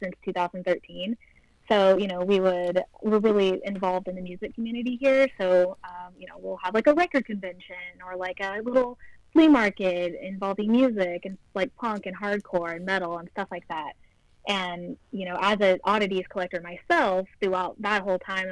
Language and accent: English; Oklahoma, United States; we're from Oklahoma, so it's like a state that's really boring.